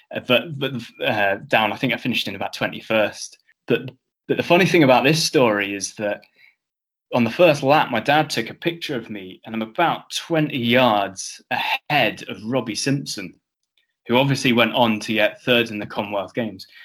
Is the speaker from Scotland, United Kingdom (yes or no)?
no; Cornwall, South West England, United Kingdom; moved away; also born or lived in Edinburgh; when I was in Cornwall, I like to think of myself as being Scottish